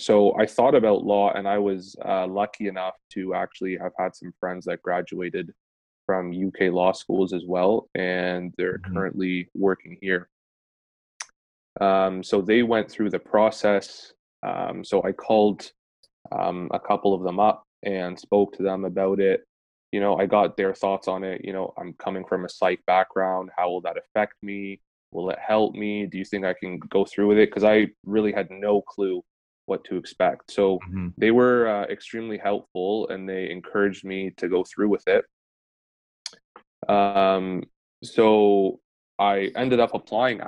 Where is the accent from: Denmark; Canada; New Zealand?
Canada; London, Ontario; I am from London, Ontario